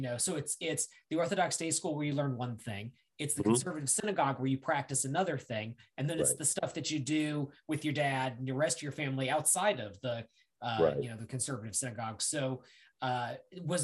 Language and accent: English; the South, United States; I'm from the South too